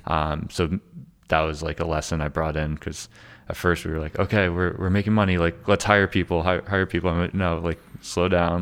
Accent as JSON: {"language": "English", "region": "Connecticut", "country": "United States", "moved": "yes", "said": "I'm from Connecticut"}